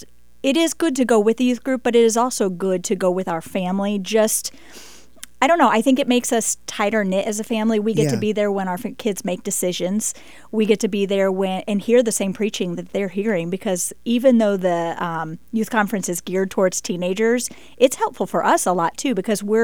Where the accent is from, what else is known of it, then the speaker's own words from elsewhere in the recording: St. Louis, Missouri, United States; I am from St. Louis. We go to Lafayette Bible Baptist Church in Wildwood, Missouri. It's about 30 minutes right outside of St. Louis.